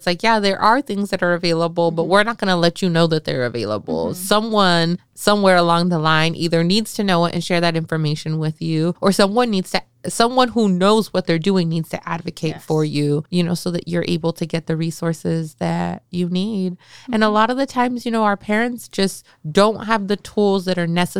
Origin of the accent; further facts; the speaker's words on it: Salinas, California, United States; I grew up in East Salinas in the 90s